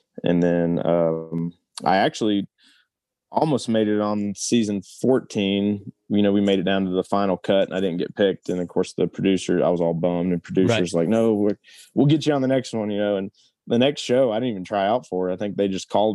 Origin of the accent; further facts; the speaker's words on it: Tennessee, United States; moved away; I'm from Tennessee